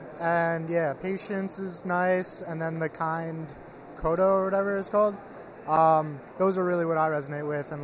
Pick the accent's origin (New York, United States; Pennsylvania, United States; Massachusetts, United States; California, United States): New York, United States; Stony Brook; I'm from New York, Long Island.